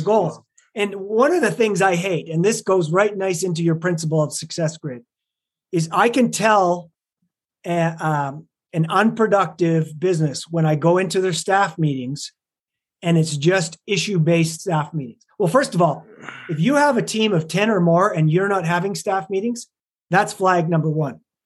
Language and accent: English; Lethbridge, Alberta, Canada; moved away as an adult; also born or lived in London, Ontario, Canada; now in Salt Lake City, United States; I was raised in Lethbridge, Alberta, Canada